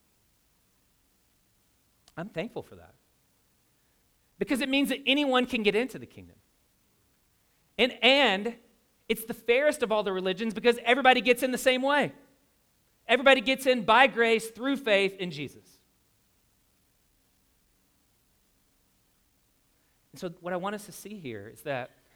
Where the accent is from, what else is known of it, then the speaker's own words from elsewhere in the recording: Louisville, Kentucky, United States; moved away; I'm from Louisville, Kentucky